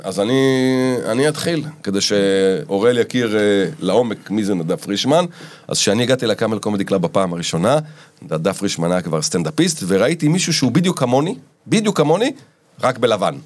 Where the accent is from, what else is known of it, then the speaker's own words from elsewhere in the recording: Israel; וגדלתי בקיבוץ